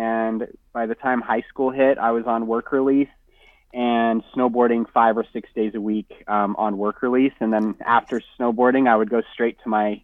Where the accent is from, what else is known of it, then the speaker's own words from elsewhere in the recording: Salt Lake City, Utah, United States; also born or lived in Los Angeles area, California; now in Southern California, United States; I'm from Salt Lake City, Utah.